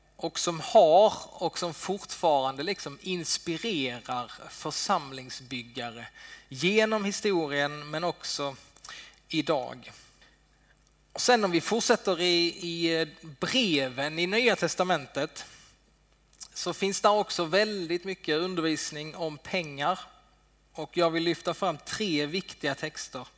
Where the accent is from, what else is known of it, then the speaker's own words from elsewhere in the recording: Sweden; vi svenskar